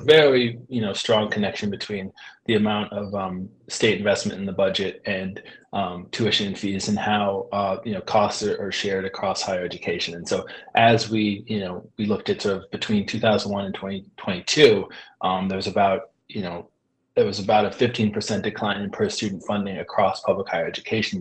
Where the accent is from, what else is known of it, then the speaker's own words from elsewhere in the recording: Pioneer Valley, Massachusetts, United States; I grew up in in the Pioneer Valley